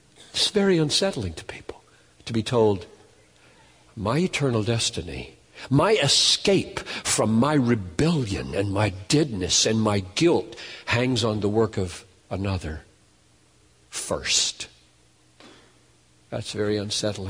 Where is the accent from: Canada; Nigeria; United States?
United States; We're Americans